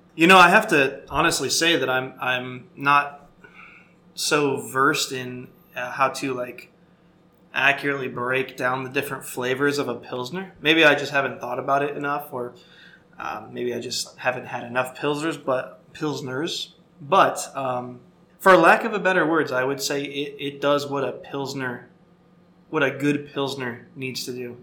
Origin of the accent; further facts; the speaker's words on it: Florida, United States; I grew up in Florida